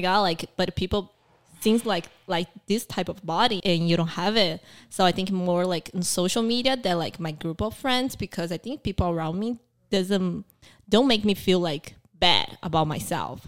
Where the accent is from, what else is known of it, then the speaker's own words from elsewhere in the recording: Brazil; moved away; also born or lived in Taiwan; I grew up in Brazil